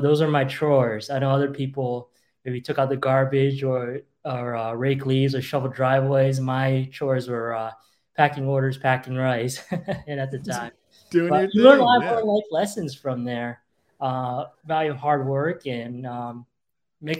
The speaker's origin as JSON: {"language": "English", "town": "Rotterdam", "region": "New York", "country": "United States", "tie": "born or raised there", "also_born_or_lived": "Hong Kong", "second_language": "English", "said": "when I was 6 years old, I was growing up in Rotterdam, just outside of Schenectady. That's where my family settled after we actually moved here from Hong Kong a few years earlier"}